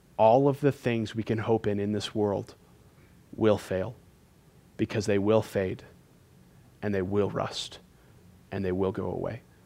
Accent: California, United States; now in Montana, United States; I'm from California

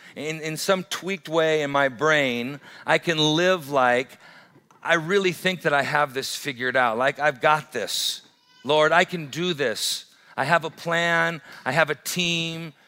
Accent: Great Falls, Montana, United States; I grew up in Great Falls

